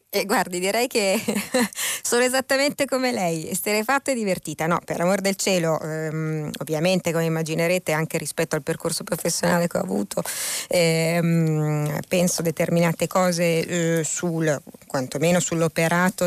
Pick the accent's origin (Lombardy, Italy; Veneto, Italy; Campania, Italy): Lombardy, Italy; Milan; sono originaria di quella regione, visto che sono di Milano